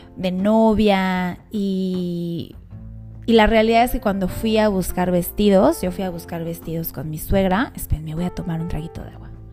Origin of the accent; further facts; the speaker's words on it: Mexico City, Mexico; moved away; yo soy de la Ciudad de México, entonces mi familia muy cercana, mi hermano, todos están allá